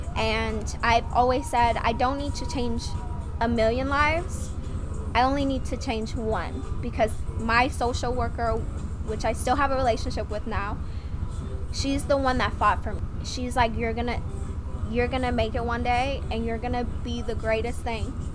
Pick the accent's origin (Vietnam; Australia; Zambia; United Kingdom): Vietnam; English is a second language; now in United States; I'm from Vietnam. I've been in America for 12 years.